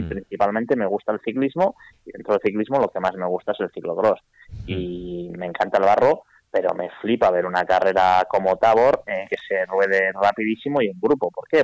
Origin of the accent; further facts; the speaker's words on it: Vitoria-Gasteiz, Basque Country, Spain; moved away; soy de Vitoria, he vivido ahí 40 años